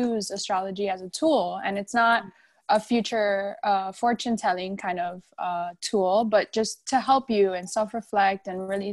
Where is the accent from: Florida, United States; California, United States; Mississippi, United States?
Florida, United States; Miami; I am from Miami